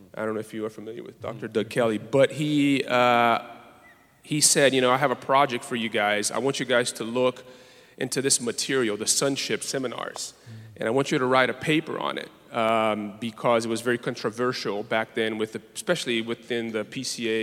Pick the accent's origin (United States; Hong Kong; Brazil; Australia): Brazil; moved away as an adult; I'm from Brazil